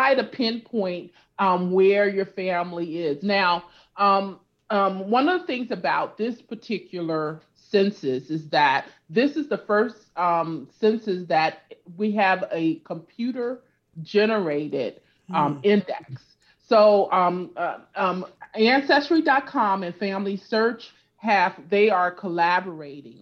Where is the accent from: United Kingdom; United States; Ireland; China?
United States; California; also born or lived in Louisiana; My family is originally from Louisiana. Mm-hmm. And I grew up in California.